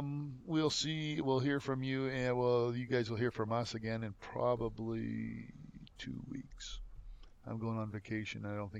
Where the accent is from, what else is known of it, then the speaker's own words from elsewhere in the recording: Canada; I'm a Canadian inspiration story.